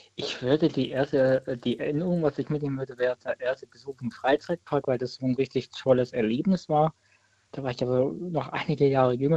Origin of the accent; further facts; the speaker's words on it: Leutenbach, Baden-Württemberg, Germany; Ich bin aus Leutenbach, das ist auch in der Nähe von Weibling Stuttgart